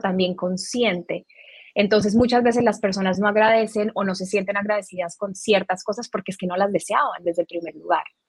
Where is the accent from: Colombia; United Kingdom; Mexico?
Colombia; now in Miami, United States; nací en Colombia, tengo 30 eh, años